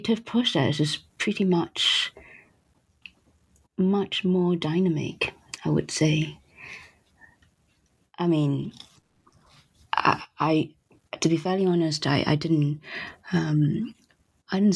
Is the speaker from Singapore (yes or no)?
yes; Singapore; also born or lived in United States / New York; now in Paris, France; I was born in Singapore, and I lived in United States, and then I lived for the rest of my adult life after New York in Paris